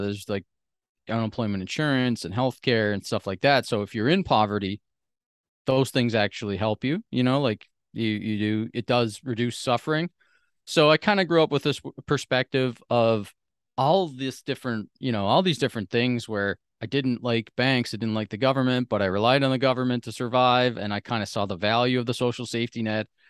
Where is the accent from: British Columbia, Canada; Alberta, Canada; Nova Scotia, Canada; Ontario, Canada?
Nova Scotia, Canada; Sydney; moved away; I grew up on the East Coast of Canada, like I said, in this small sort of island. It's a large island, but there's, like, a hundred and fifty thousand people that live on the whole island, and the city, Sydney